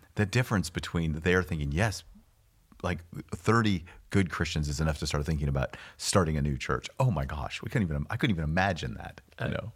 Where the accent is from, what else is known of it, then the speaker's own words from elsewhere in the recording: California, United States; now in Pasadena, United States; I'm from California